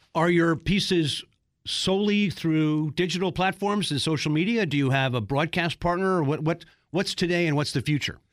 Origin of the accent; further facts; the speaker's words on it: Baltimore, Maryland, United States; I'm from Baltimore